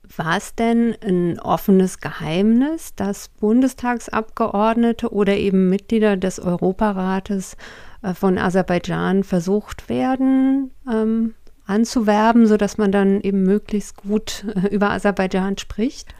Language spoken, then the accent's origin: German; Hesse, Germany; verstehe ich als äh, Hessin